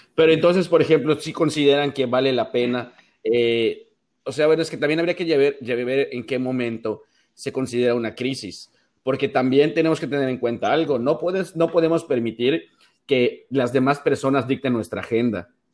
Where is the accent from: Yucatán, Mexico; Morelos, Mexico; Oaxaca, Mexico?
Yucatán, Mexico; Mérida; also born or lived in Monterrey; yo estoy en Mérida, soy de Mérida y vivo en Mérida